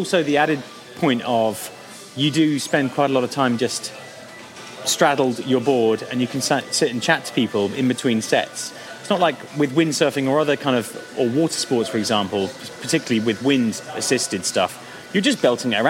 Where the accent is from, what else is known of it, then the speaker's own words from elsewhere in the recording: Dubai, United Arab Emirates; Well, I grew up in Dubai, and October, November time.